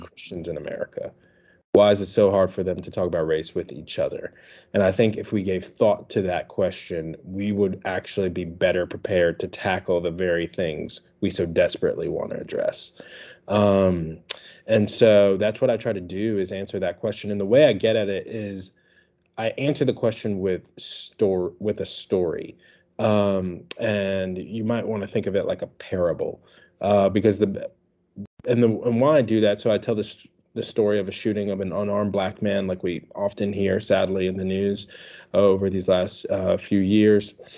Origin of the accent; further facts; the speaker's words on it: Washington, District of Columbia, United States; now in Birmingham, United States; I'm not from Alabama. I'm from Washington, D.C. originally